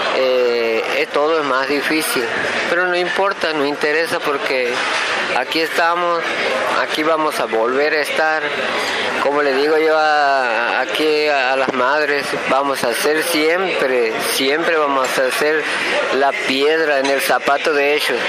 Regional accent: Loreto, Santiago del Estero, Argentina; somos de Loreto, una ciudad situada a 60 kilómetros al sur de la capital de Santiago del Estero

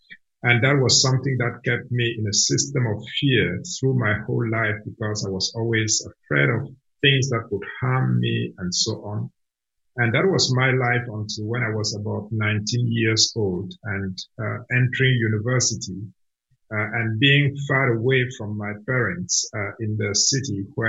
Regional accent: Cameroon; first language Cameroonian language; English is a second language; You imagine speaking my mother tongue, which is a Cameroonian language, all the way to the age of six. And then going to school for the first time and being exposed to education in French, a language that I did not understand at all.

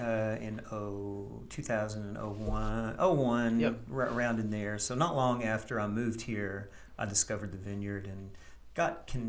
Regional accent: East Tennessee, United States; moved away as an adult; now in Campbellsville, United States; I'm a transplant from East Tennessee.

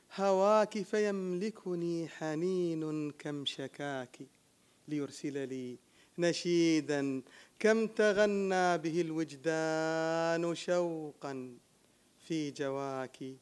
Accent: United Arab Emirates; أنا شاعر من الإمارات

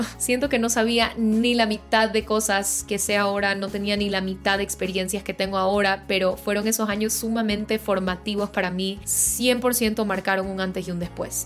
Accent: Guayaquil, Guayas, Ecuador; moved away as an adult; also born or lived in Quito / Boston; yo soy de Guayaquil

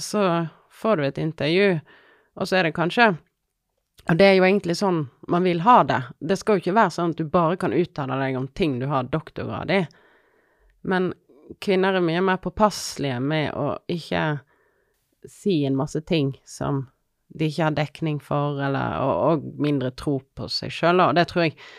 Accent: Odda, Vestland, Norway; also born or lived in Finnmark / London; now in Voss, Norway; jeg er fra Odda

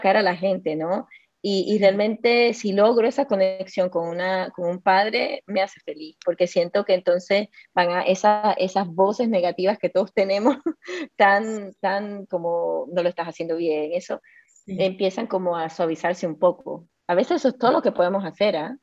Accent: Costa Rica; moved away; also born or lived in Chile; yo crecí en Costa Rica, pero como tú sabes, yo viví un año en Chile hace 25 años

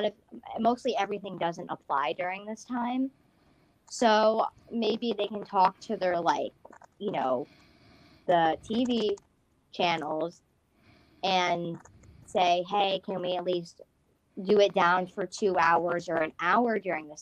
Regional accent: United States; I'm from America as well

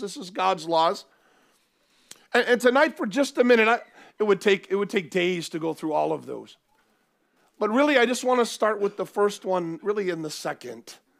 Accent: United States; now in Cardiff, United Kingdom; where I grew up in the U S

